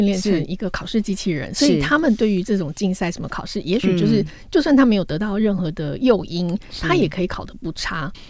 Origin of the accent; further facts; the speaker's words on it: Taiwan; 我们台湾人真的很强大！